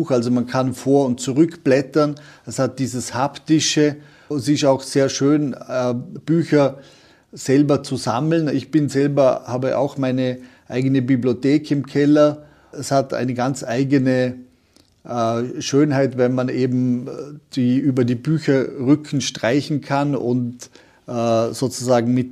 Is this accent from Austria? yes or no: yes; Vorarlberg, Austria; der Franz Jägerstätter hier in Oberösterreich oder bei uns in Vorarlberg war das der Provikar Karl Lampert